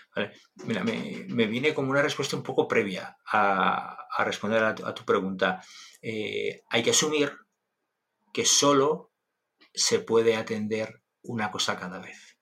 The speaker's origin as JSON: {"language": "Spanish", "town": "Logroño", "region": "La Rioja", "country": "Spain", "tie": "born or raised there", "said": "Un profesor en el colegio, en Logroño, en, La Rioja, en mi tierra"}